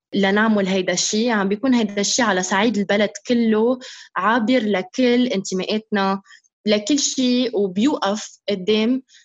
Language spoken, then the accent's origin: Arabic; Lebanon; moved away as an adult; نحن كلبنانيين